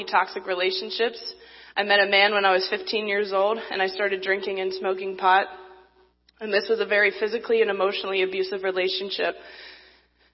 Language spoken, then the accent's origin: English; Baltimore, Maryland, United States; I'm from Baltimore, Maryland.